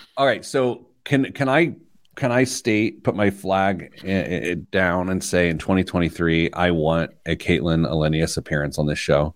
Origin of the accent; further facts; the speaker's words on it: Midwest, United States; I'm from the Midwest